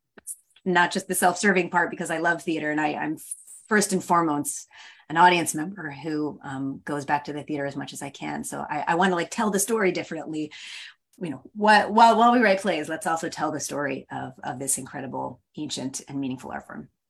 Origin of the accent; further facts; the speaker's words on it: San Francisco, California, United States; I'm from San Francisco